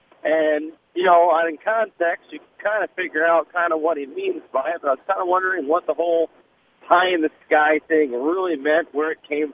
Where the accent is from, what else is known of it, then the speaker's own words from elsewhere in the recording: Boyle, Wisconsin, United States; I'm from Boyle, Wisconsin.